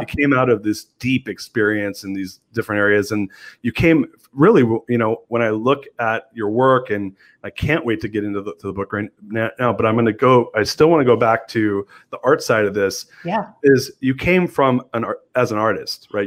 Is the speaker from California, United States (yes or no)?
yes; Southern California, United States; I grew up in Southern California